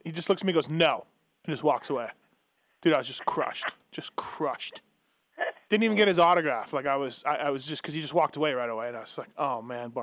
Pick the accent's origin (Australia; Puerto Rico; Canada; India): Canada; I was from Canada